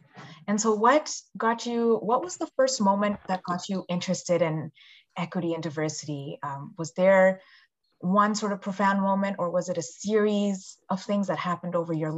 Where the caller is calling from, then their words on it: Ottawa, Ontario, Canada; I'm joining you from Ottawa, Ontario